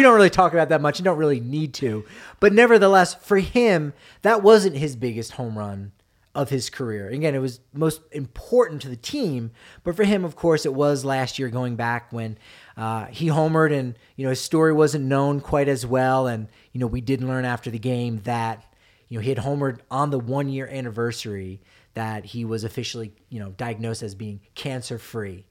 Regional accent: New Jersey, United States; now in Denver, United States; I'm from New Jersey

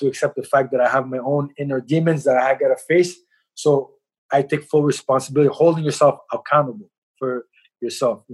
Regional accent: Montreal, Quebec, Canada; also born or lived in Halifax, Nova Scotia; I was born in Canada, raised in Montreal

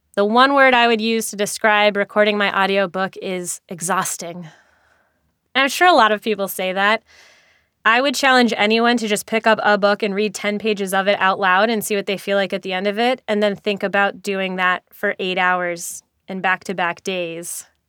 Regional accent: New York, United States; a New Yorker myself

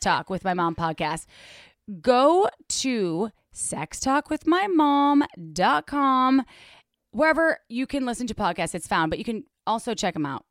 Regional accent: Midwest, United States; as a Midwesterner

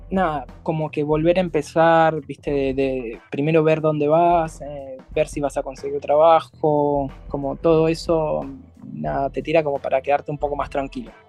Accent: Argentina; now in Germany; Bueno, son muy fanáticos del mate acá, pero no del mate como lo tomamos nosotros, como bebidas tipo gaseosas.

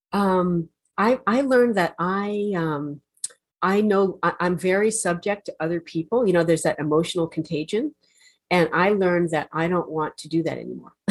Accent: New Jersey, United States; I'm from New Jersey

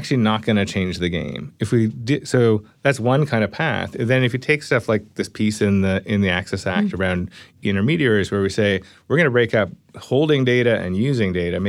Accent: Canada; Yeah, I mean, I'm Canadian, right?

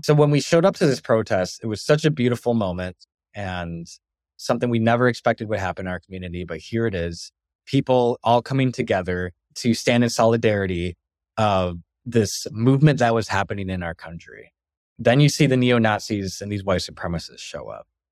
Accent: Bad Axe, Michigan, United States; moved away as an adult; growing up in Bed Ex, Michigan for almost twenty years of my life

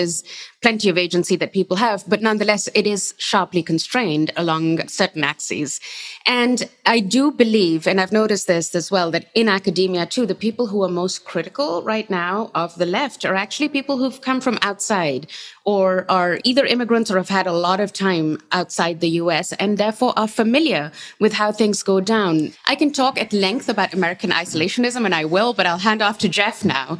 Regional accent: Pakistan; now in United States; I come from Pakistan. I grew up over there

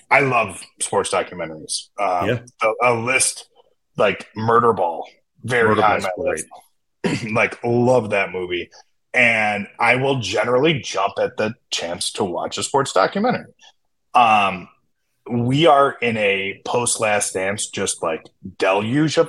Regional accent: Chicago, Illinois, United States; I grew up in Chicago. I grew up loving high school basketball in Chicago

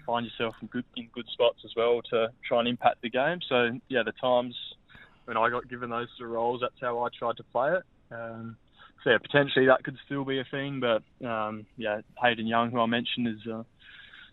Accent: Adelaide, South Australia, Australia; moved away as an adult; also born or lived in Brisbane / Melbourne; now in Perth, Australia; Home's definitely still Adelaide

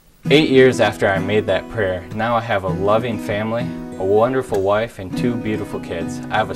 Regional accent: Flint, Michigan, United States; I grew up in Flint, Michigan.

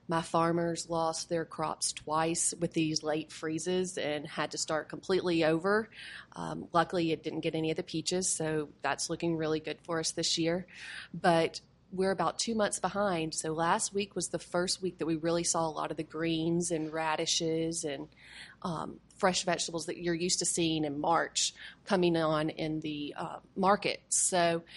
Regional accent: Shreveport, Louisiana, United States; moved away; We are both from Shreveport, and so everyone expects it to be very, very Creole. But we're North Louisiana, so we're right on the border of Texas.

